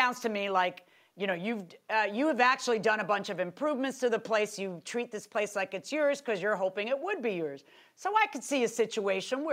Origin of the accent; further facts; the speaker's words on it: Florida, United States; I'm from Florida